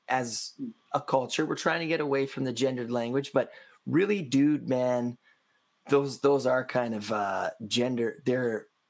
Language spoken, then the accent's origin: English; Canada; I'm from Canada.